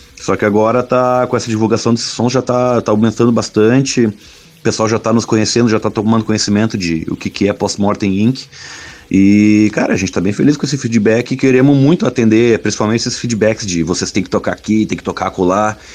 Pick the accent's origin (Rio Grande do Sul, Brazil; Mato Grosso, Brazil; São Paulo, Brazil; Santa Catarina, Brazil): Rio Grande do Sul, Brazil; Bagé; lá em Bagé, na cidade onde eu nasci